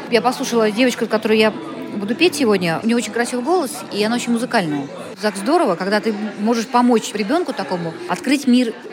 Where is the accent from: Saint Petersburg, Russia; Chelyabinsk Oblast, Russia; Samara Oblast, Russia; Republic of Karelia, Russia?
Republic of Karelia, Russia; Kondopoga; Я приехала из Карелии, города Кондопога.